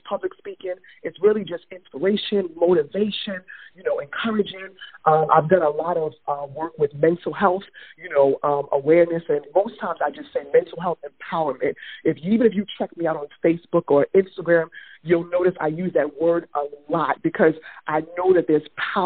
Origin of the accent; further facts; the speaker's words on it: New York City, New York, United States; I'm from Brooklyn